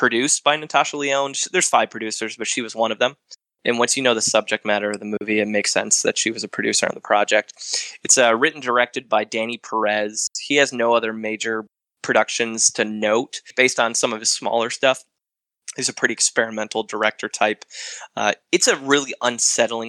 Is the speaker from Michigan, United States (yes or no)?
yes; Michigan, United States; I'm from Michigan